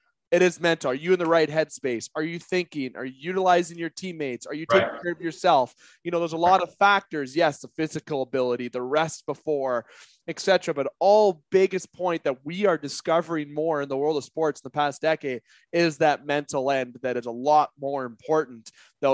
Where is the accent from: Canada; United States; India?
Canada; as a Canadian